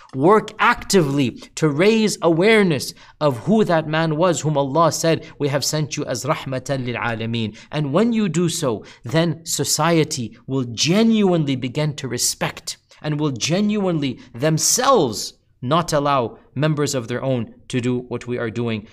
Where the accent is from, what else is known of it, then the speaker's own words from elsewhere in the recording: United States; as an American